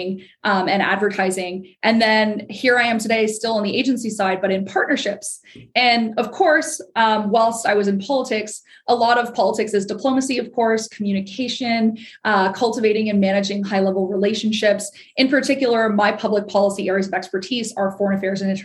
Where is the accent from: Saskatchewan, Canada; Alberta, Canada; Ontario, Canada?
Ontario, Canada; Ottawa; I am from Ottawa, Ontario, which is, of course, our nation's capital in Canada